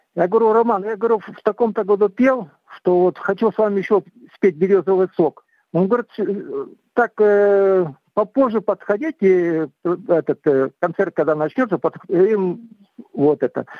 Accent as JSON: {"language": "Russian", "region": "southern Kazakhstan", "country": "Kazakhstan", "tie": "born or raised there", "moved": "yes", "lives_now": "Ivanovka, Russia", "said": "я э, родился в Казахстане, в Южном Казахстане. Вот этот э, вырос там"}